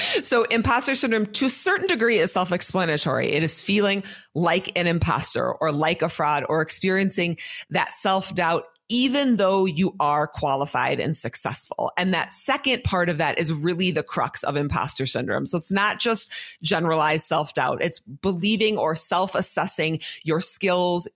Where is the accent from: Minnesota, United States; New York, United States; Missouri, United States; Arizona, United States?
Minnesota, United States; I am from Minnesota